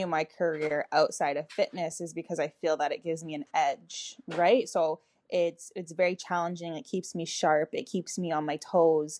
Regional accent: Toronto, Ontario, Canada; moved away as an adult; now in Atlanta, United States; So I'm originally from Toronto, Canada, and I moved to the U.S. and I've been here for a little over a decade now.

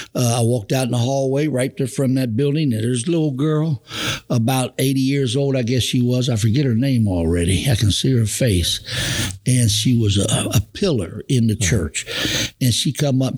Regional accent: Cincinnati, Ohio, United States; I was born and raised in Cincinnati, Ohio

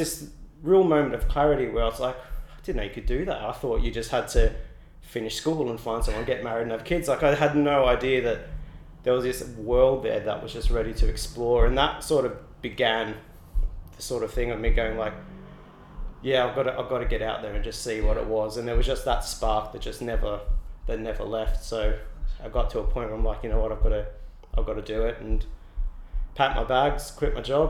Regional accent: Australia; So, and when you come here, you, as an Aussie, you really do feel quite at home.

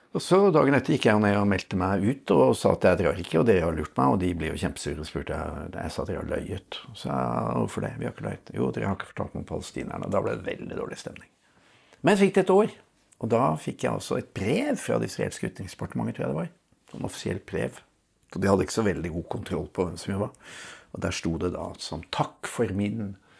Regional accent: Oslo, Norway; Jeg vokste opp på Lambertseter.

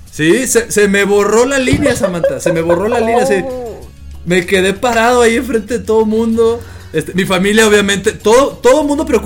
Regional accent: Sinaloa, Mexico; accent: norteño; desde entonces hablo como norteño y mucha gente piensa que yo soy del norte. Mucha gente me dice, oye, pienso que no eres de Sinaloa

